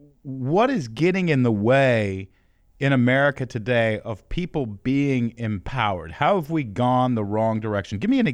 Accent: Houston, Texas, United States; Let me give you a little background. I grew up in Houston, Texas. Dad split when I was 2.

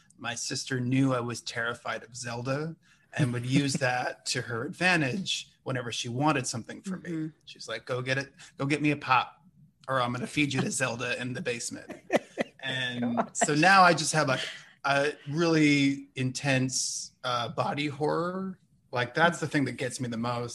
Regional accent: Minnesota, United States; I'm from Minnesota.

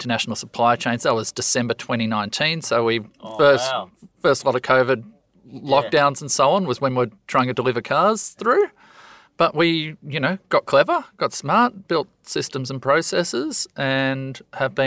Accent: Hobart, Tasmania, Australia; we're from South Hobart in Tassie

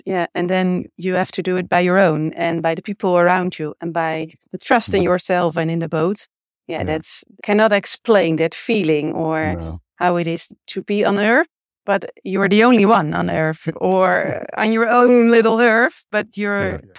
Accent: Monster, South Holland, Netherlands; English is a second language; Here in the Westland area, in a little village named Monster, next to the beach. So in between the beach and The Hague.

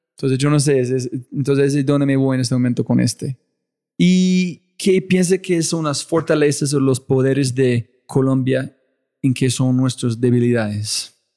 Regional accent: United States; moved away; yo ser gringo

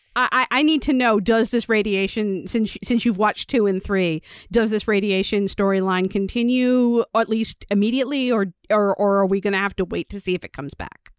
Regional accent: United States; I'm an American

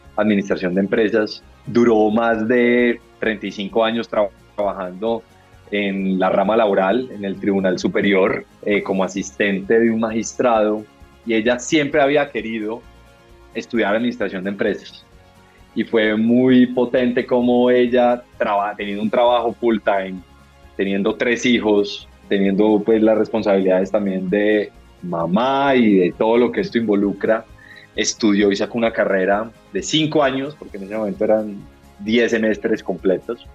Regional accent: Manizales, Caldas, Colombia; moved away as an adult; also born or lived in United States; now in Bogotá, Colombia; Yo nací en Manizales, me crié toda mi vida hasta los 18 años en Manizales

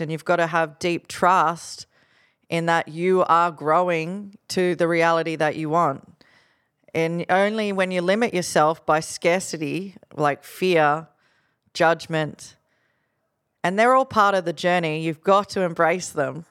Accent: Gold Coast, Queensland, Australia; Growing up on the Gold Coast, you know, my best friend was being fed cocaine by my friend's dad.

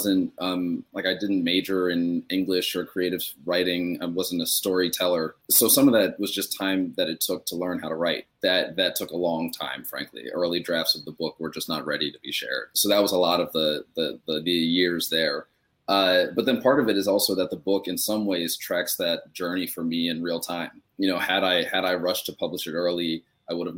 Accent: United States; also born or lived in Australia; now in New York, United States; as an American

